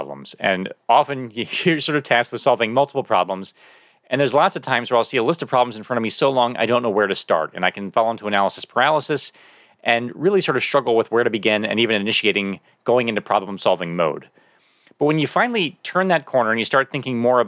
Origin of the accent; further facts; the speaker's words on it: York, Pennsylvania, United States; moved away; I'm from York, Pennsylvania originally